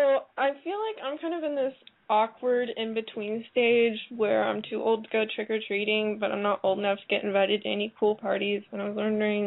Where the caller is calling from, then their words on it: Arkansas, United States; I'm 15, and I'm calling from Arkansas.